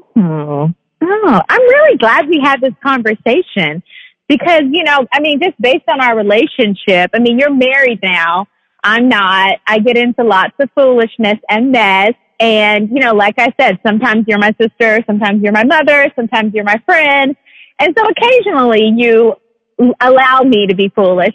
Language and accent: English; Atlanta, Georgia, United States; me growing up in Atlanta, technically the South